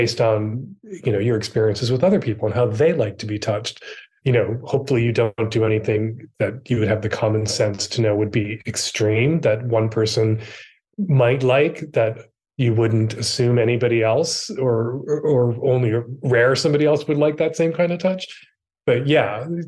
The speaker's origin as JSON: {"language": "English", "town": "Chicago", "region": "Illinois", "country": "United States", "tie": "born or raised there", "said": "I am from Chicago, Illinois. I'm the third of four children. My dad was a Catholic deacon and a Chicago cop. I grew up in a very multi-generational household"}